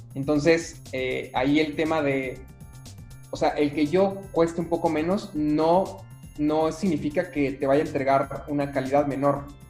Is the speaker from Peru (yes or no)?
no; Mexico; yo como mexicano